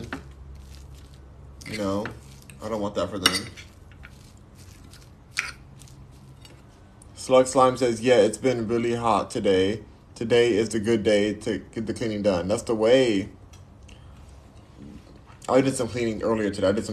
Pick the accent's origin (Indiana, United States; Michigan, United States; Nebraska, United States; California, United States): California, United States; Los Angeles; accent: valley girl; also born or lived in New York; I'm from Los Angeles. I was born and raised in Los Angeles.